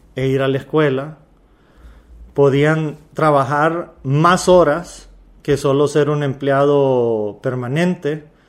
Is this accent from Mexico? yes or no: no; Honduras; Yo soy un hondureño más